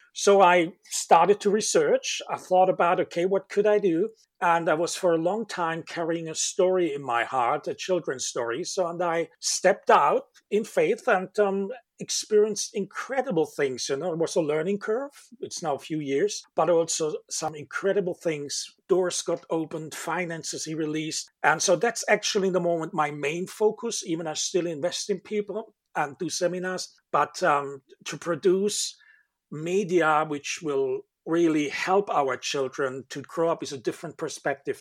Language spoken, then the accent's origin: English; Germany; moved away as an adult; now in Manchester, United Kingdom; I'm living now 17 years in Manchester, UK, in Europe, and um, originally I come from Germany